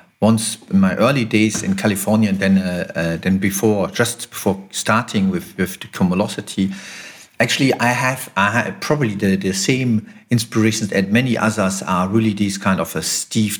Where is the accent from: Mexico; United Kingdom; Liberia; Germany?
Germany; Düsseldorf, North Rhine-Westphalia; we relocated to Düsseldorf, and that is because of, you know, that's my hometown.